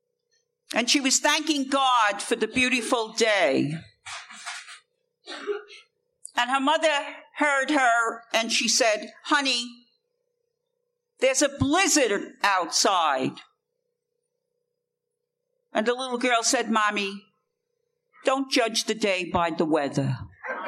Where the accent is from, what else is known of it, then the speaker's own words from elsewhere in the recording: New York City, New York, United States; I come from a place called the Bronx